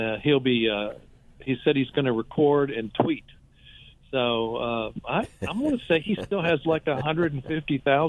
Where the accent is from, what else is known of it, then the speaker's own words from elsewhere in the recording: Abilene, Texas, United States; I grew up in Abilene.